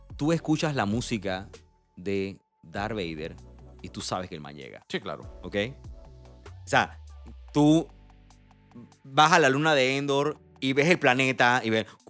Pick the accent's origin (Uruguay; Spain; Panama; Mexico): Panama; nosotros como panameños